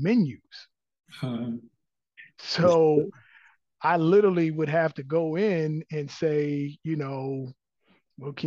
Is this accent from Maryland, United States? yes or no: yes; Maryland, United States; now in Atlanta, United States; I'm originally from Maryland